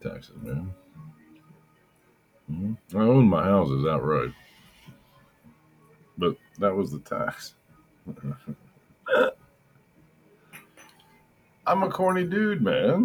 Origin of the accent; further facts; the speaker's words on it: near Denton, Northern Texas, United States; also born or lived in Western Oklahoma; now in Oklahoma, United States; I grew up in Texas, man. Northern Texas by Denton